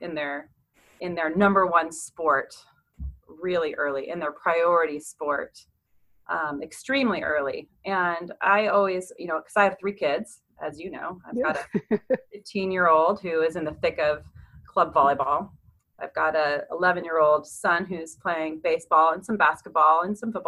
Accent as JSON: {"language": "English", "town": "San Diego", "region": "California", "country": "United States", "tie": "born or raised there", "also_born_or_lived": "Chapel Hill", "moved": "as an adult", "said": "move back to San Diego, where, you know, that's my home and my hometown and my family's here."}